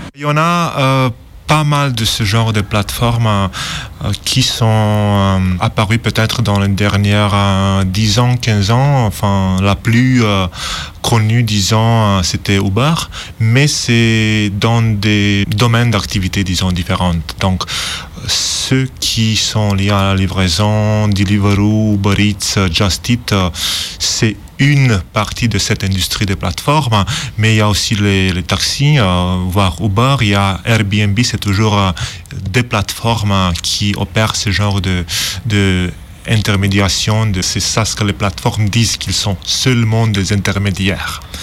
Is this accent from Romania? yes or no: yes; Romania; moved away; also born or lived in Manchester; je suis originaire de Roumanie